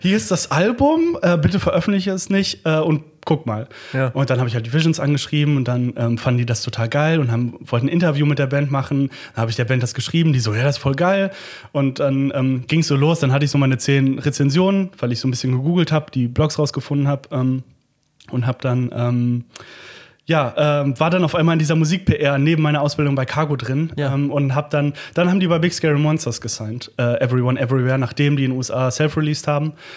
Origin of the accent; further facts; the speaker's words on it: Langenfeld, North Rhine-Westphalia, Germany; moved away as an adult; ich komme ja aus Langfeld, das ist ja Melle 2 quasi.